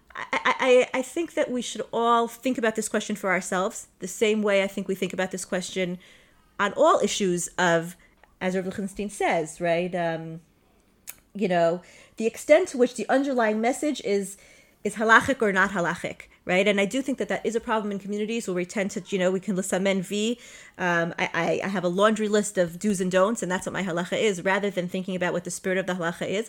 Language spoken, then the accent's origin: English; Five Towns, Long Island, New York, United States; moved away; I'm from the Five Towns, I'm from Long Island